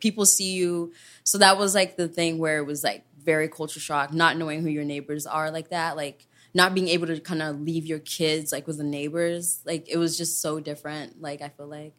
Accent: Kenya; moved away; I was born and raised there and I was a town kid.

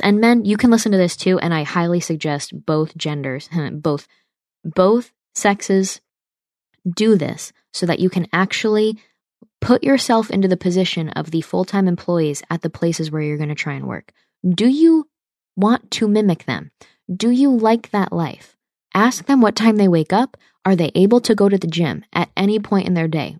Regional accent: New York, United States; I'm from the Northeast, so I'm not from a, a Southern state where a lot of people just go to the big state school and it's cool. In New York State, it's different

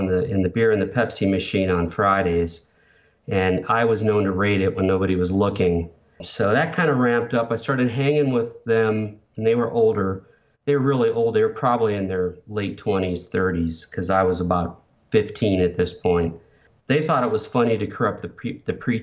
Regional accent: Denver, Colorado, United States; also born or lived in northern Indiana; moved from rural northern Indiana in 1979, 78, we moved from Indiana to Denver

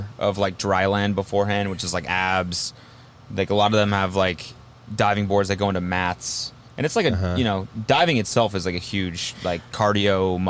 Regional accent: Calgary, Alberta, Canada; I'm from Calgary, Canada.

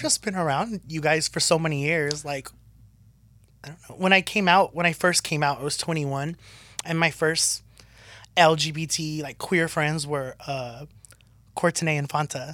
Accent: Southern California, United States; growing up in SoCal

